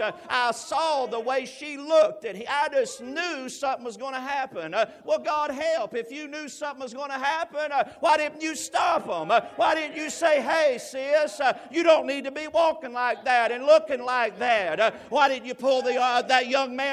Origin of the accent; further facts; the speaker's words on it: Knoxville, Tennessee, United States; moved away; I'm originally from Knoxville, Tennessee.